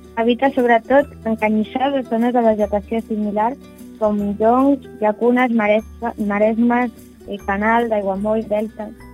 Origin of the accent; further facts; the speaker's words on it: Barcelona, Catalonia, Spain; now in L'Hospitalet de Llobregat, Spain; jo soc de Barcelona, bueno, visc a l'Hospitalet